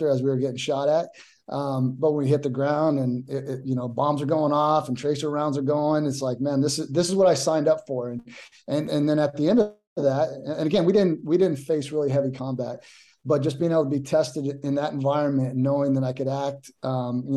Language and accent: English; La Habra, California, United States; I grew up in La Habra, California, which is actually like Whittier, which is Los Angeles County